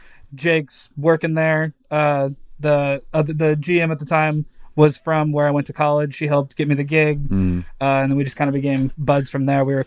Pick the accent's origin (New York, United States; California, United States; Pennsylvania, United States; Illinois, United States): Illinois, United States; Canton; moved away as an adult; also born or lived in Macomb, Illinois / Chicago, Illinois; now in Los Angeles, United States; I went to Chicago from like small town. So I'm from Canton, Illinois, then bounced around to like Macomb, Illinois.